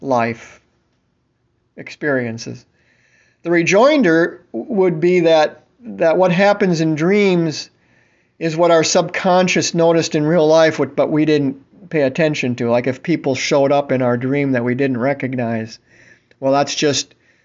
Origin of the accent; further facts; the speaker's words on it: Tampa, Florida, United States; I'm from Tampa